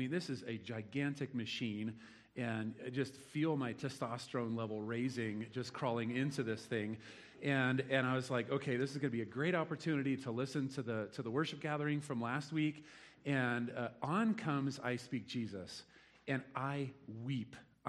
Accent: Nebraska, United States; moved away; born and raised in Nebraska, diehard Husker fan.

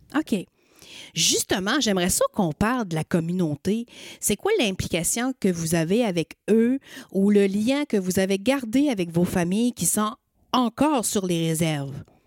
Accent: Magdalen Islands, Quebec, Canada; moved away as an adult; je suis acadienne, je viens des îles de la Madeleine.

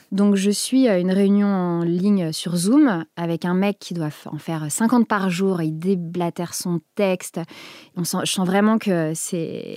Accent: Picardy, Hauts-de-France, France; j'ai grandi en Picardie

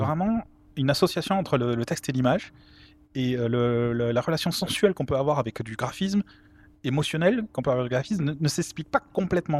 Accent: Toulouse, Occitania, France; je suis toulousain

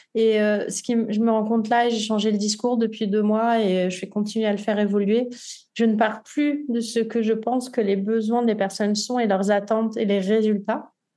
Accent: Nice, Provence-Alpes-Côte d'Azur, France; moved away as an adult; also born or lived in Paris; now in Côtes-d'Armor, France; Je suis niçoise d'origine. Je suis née à Nice et j'ai passé euh, voilà tout mon temps à Nice jusqu'à mes 22 ans

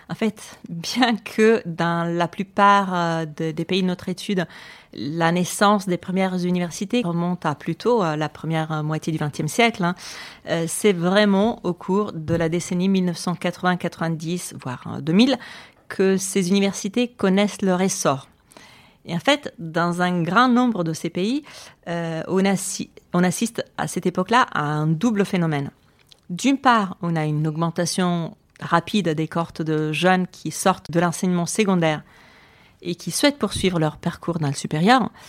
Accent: Colombia; Je viens de Colombie et pour moi, c'est une question centrale au cœur de la politique, au moins publique, en Colombie.

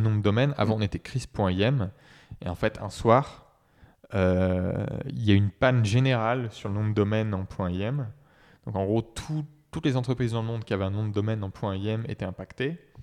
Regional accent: Saumur, Pays de la Loire, France; moved away as an adult; also born or lived in Brittany; now in Nantes, France; à l'origine, euh, je suis de Saumur, donc à côté d'Angers

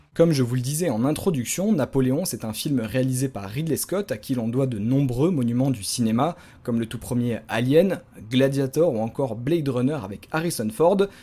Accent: France

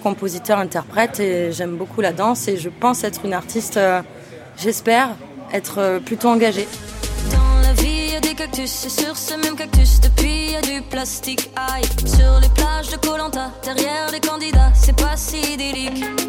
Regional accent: Avignon, Provence-Alpes-Côte d'Azur, France; Je viens d'Avignon

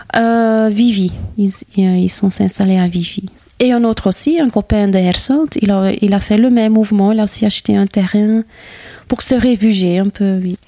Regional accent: Herselt, Flanders, Belgium; French is a second language; moved away as an adult; now in Libramont, Belgium; Je viens de Herselt. C'est une, euh, une commune rurale dans la Campine

